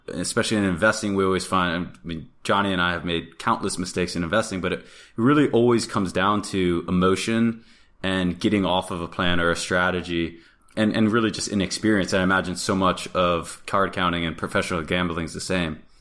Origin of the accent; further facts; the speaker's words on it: Florida, United States; I grew up in Florida